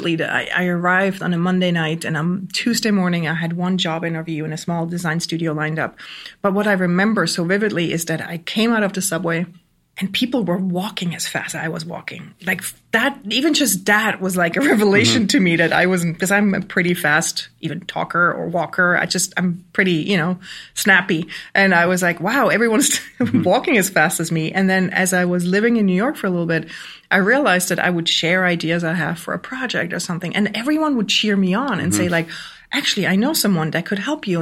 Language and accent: English; Switzerland; moved away as an adult; also born or lived in Germany; now in Brooklyn, United States; I grew up on the Swiss countryside with two entrepreneurial parents